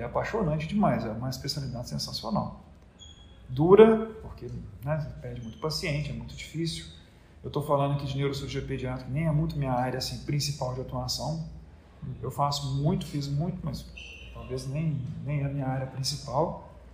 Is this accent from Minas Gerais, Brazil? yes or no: yes; Minas Gerais, Brazil; moved away as an adult; also born or lived in Belo Horizonte / Strasbourg / Paris; now in Salvador, Brazil; eu não sou de Salvador, eu sou mineiro